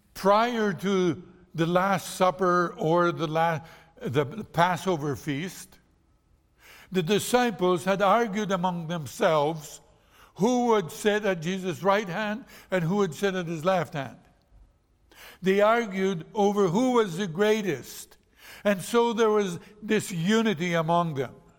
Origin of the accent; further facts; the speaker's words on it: Brazil; moved away; I was born in Brazil.